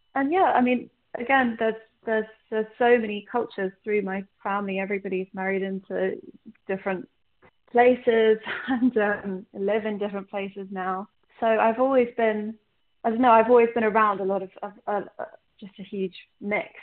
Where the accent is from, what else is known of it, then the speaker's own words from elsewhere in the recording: London, United Kingdom; also born or lived in Ireland; I grew up in London mainly. I grew up in between here and Ireland, and obviously my family's Egyptian